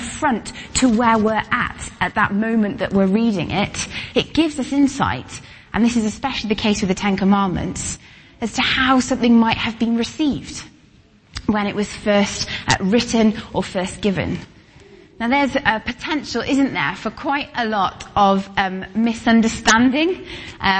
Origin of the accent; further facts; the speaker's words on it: Welsh, Wales, United Kingdom; I'm Welsh, we say tooth